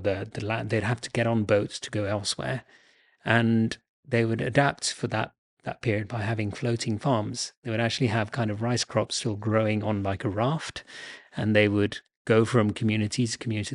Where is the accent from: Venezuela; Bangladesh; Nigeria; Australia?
Bangladesh; moved away; I'm originally from Bangladesh